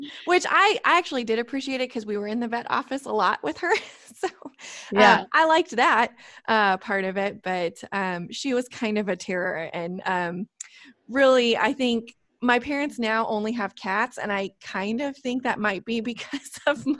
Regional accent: Illinois, United States; but I am from Illinois and there were three things I used to say when I was little.

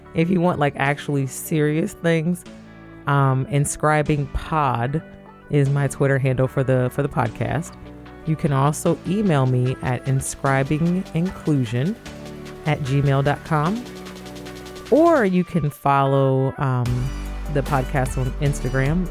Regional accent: Toledo, Ohio, United States; I grew up in Toledo

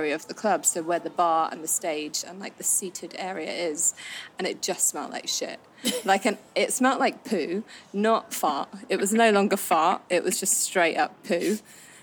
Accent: London, United Kingdom

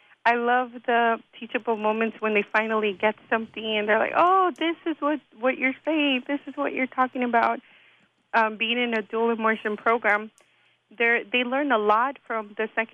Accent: Inglewood, California, United States; I grew up in Inglewood, and I went to Inglewood Unified School District

